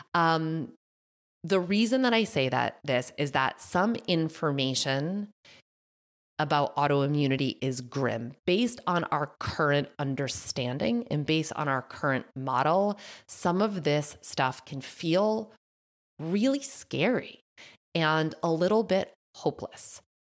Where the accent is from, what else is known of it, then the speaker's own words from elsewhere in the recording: Massachusetts, United States; accent: thick Massachusetts; My Massachusetts accent just came out thick